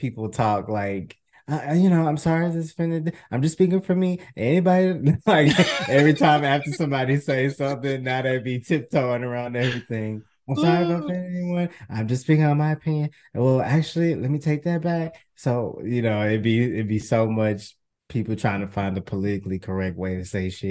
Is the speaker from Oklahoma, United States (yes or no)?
no; Houston, Texas, United States; I'm from Houston, and I'm a trans guy